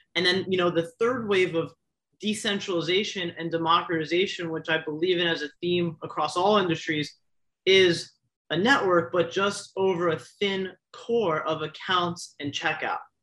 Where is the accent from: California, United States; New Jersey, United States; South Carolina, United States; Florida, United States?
Florida, United States; South; I grew up in South Florida